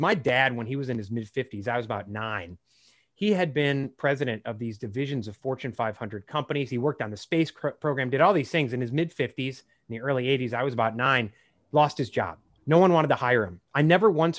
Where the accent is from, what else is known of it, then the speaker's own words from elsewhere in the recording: Chicago, Illinois, United States; I grew up in the Chicago area